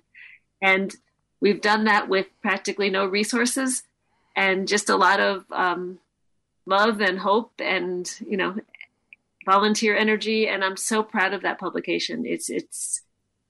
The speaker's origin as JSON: {"language": "English", "town": "New York City", "region": "New York", "country": "United States", "tie": "born or raised there", "moved": "yes", "lives_now": "Boston, United States", "said": "I live in Boston. I grew up in New York City"}